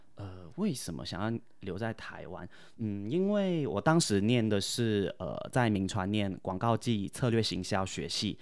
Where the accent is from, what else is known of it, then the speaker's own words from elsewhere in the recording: Cameron Highlands, Pahang, Malaysia; first language Chinese; moved away as an adult; now in Taiwan; 我是来自马来西亚金马伦